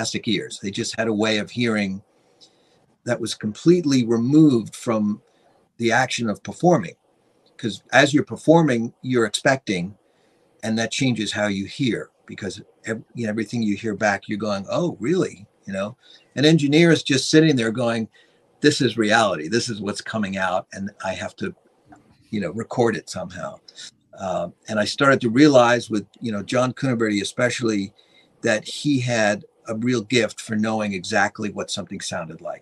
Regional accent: Long Island, New York, United States; when I was a young teenager growing up on Long Island

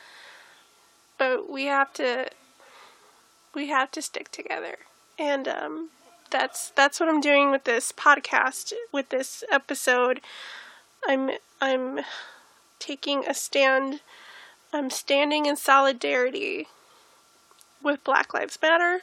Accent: United States; We're American.

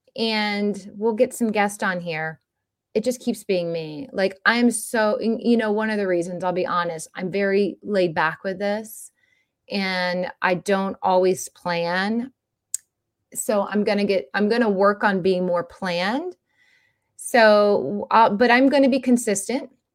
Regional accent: Florida, United States; growing up in Florida

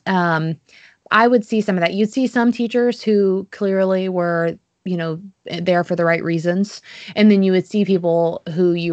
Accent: the South, United States; accent: Southern; also born or lived in Jacksonville, Florida / Tuscaloosa, Alabama; my Southern accent

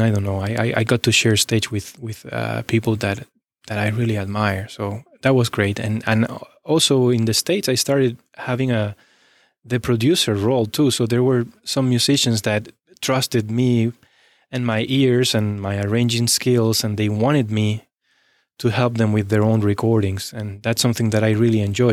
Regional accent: Spain; moved away as an adult; also born or lived in Texas; now in Cincinnati, United States; I left my hometown when I was eighteen

